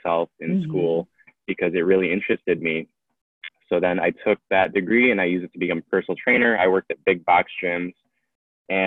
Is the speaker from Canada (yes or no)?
no; Detroit, Michigan, United States; I'm from Detroit, Michigan.